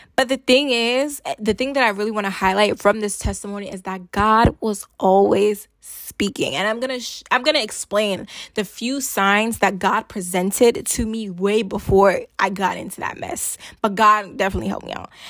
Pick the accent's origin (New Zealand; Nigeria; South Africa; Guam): Nigeria; I'm Nigerian